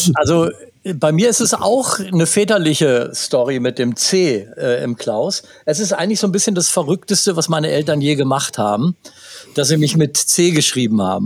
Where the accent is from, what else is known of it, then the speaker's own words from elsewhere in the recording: Gütersloh, North Rhine-Westphalia, Germany; hier in meiner Heimatstadt